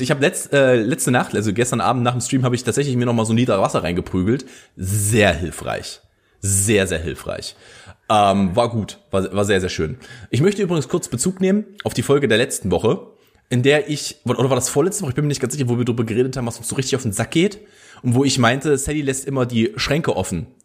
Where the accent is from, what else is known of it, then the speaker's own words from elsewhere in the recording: Saxony-Anhalt, Germany; die Mitteldeutsche Zeitung, die ist relativ groß in dem Ra äh, Raum, wo ich aufgewachsen bin. Also auch hier in Halle ist sie relativ groß.